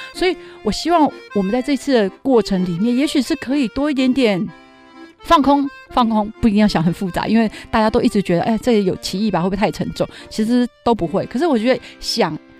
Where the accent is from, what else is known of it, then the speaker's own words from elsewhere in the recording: Taipei, Taiwan; 我自己在台北长大，我对台北是非常有情感的